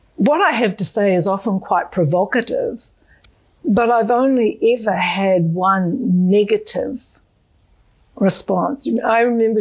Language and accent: English; Australia; As an Australian